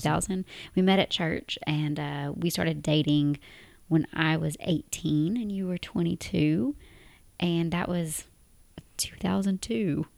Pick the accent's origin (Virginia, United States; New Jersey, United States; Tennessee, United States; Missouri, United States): Tennessee, United States; moved away as an adult; now in Abu Dhabi, United Arab Emirates; we're both from Tennessee in the U S A, and we currently live in Abu Dhabi in the United Arab Emirates